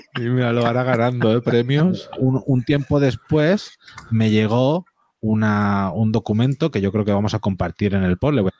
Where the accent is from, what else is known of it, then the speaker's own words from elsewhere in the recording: Catalonia, Spain; Soy catalán